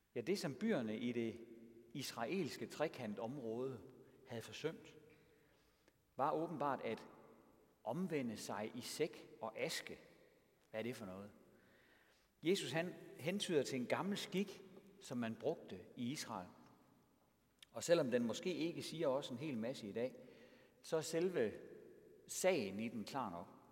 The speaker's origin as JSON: {"language": "Danish", "country": "Denmark", "also_born_or_lived": "Triangle Region, Denmark"}